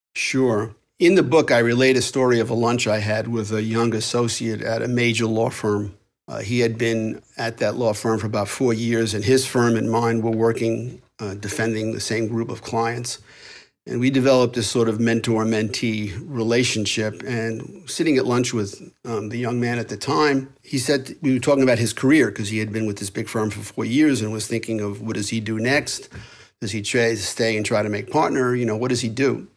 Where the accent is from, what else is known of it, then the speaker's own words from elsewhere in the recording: New York, United States; accent: New York; my New York accent